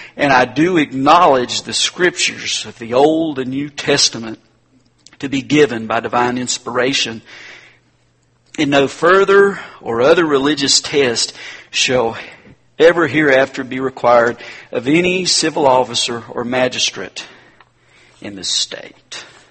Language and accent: English; North Carolina, United States; my home state, North Carolina